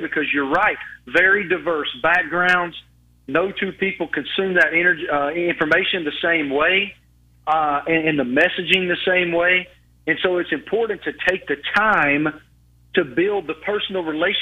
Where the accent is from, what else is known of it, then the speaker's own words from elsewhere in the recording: Southwest Virginia, United States; growing up in Southwest Virginia, going to games with my father